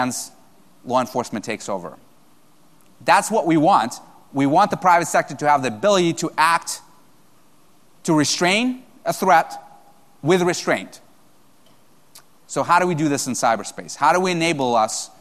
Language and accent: English; United States; I'm an American.